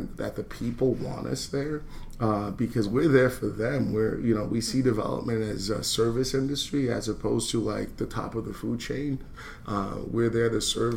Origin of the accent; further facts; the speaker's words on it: New York, United States; also born or lived in Philadelphia; now in Baltimore, United States; I grew up in New York